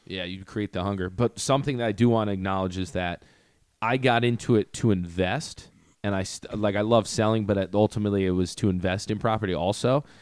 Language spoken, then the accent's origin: English; Greenwich, Connecticut, United States; also born or lived in Port Chester, New York; I say Portchester, just 'cause then I don't have to talk about Greenwich